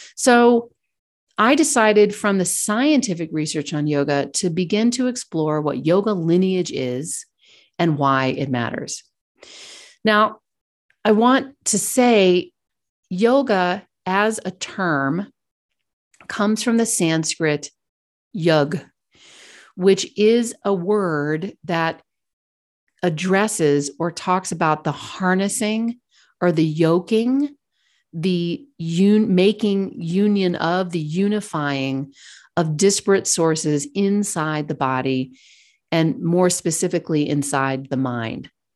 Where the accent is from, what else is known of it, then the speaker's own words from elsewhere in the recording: Kentucky, United States; moved away as an adult; also born or lived in Virginia / New York / London / Hong Kong; I grew up in Kentucky